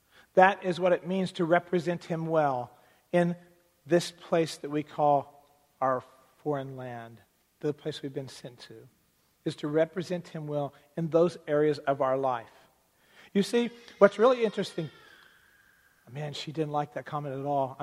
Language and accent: English; United States; as American citizens